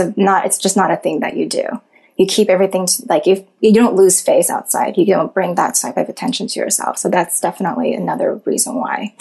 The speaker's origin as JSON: {"language": "English", "town": "Monterey Park", "region": "California", "country": "United States", "tie": "born or raised there", "said": "I did grow up in this very like like Asian neighborhood with all the people who looked like me and spoke Mandarin"}